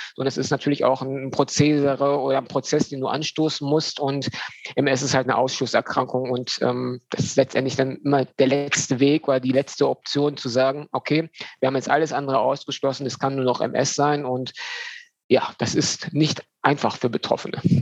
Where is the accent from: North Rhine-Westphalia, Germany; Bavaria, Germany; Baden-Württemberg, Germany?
North Rhine-Westphalia, Germany; Düsseldorf; now in Dortmund, Germany; komme aus Dortmund, ähm, bin gebürtiger Düsseldorfer